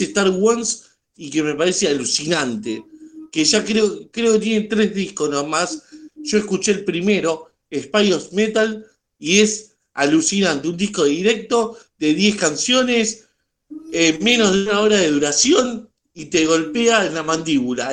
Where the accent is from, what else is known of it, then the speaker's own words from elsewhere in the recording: Argentina; yo como argentino